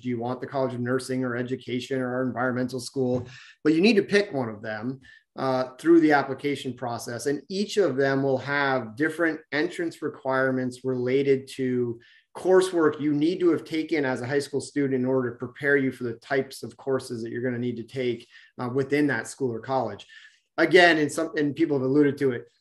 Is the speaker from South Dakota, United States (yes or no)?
no; Vermont, United States; I grew up in Vermont myself